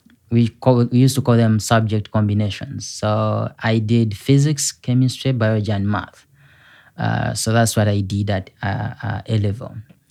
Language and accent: English; Uganda; moved away as an adult; now in South Bend, United States; I come from Uganda. Mm-hmm. Uganda is one of the East African countries, and I was born by two young people that were in high school.